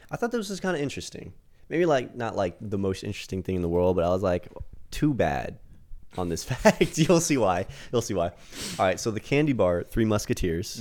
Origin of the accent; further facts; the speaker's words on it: United States; I'm American